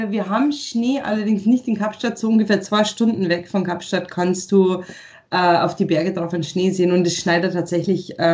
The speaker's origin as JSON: {"language": "German", "town": "Eggenfelden", "region": "Bavaria", "country": "Germany", "tie": "born or raised there", "said": "Bin ja. stolze, stolze Niederbayerin."}